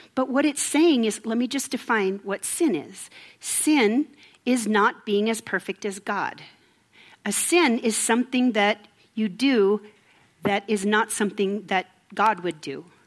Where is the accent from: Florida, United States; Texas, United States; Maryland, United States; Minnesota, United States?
Minnesota, United States; moved away; I'm from Minnesota